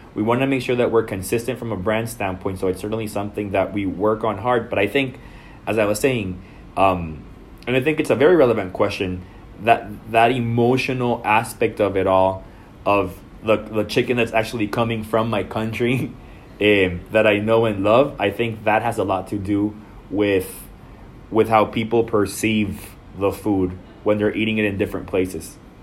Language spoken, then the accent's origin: English; El Salvador; moved away as an adult; now in Dallas, United States; I was born and raised in El Salvador, and I'm, and I've been in the United States since two thousand six.